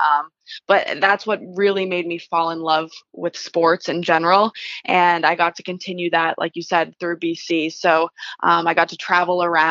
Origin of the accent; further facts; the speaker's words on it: Lowell, Massachusetts, United States; I grew up in Lowell. My parents are both from Lowell.